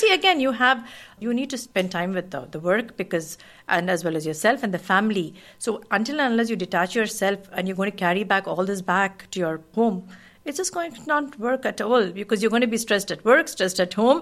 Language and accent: English; Kuwait; born or raised there; moved away as an adult; also born or lived in India